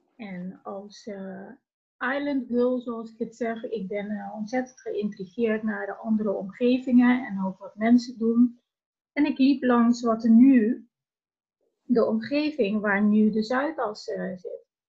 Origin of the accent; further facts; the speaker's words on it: Curaçao; now in Netherlands; vertrokken vanuit Curaçao. Mijn idee was, als ik me verder wilde ontwikkelen, eh, wil ik niet ergens blijven waar ik geboren ben